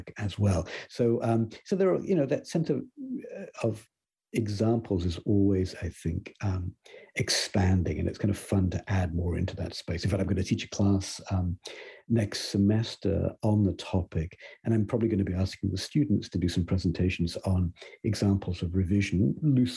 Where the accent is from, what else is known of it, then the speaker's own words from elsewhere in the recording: Coventry, West Midlands, United Kingdom; moved away; I grew up in Britain, and I can recall a moment in the late 70s, I think, there with my father in my hometown of Coventry